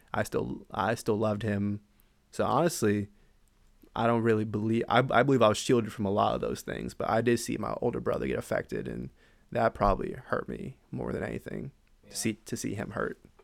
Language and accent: English; San Antonio, Texas, United States; moved away as an adult; originally I'm from San Antonio, Texas. I grew up there. I was there my whole life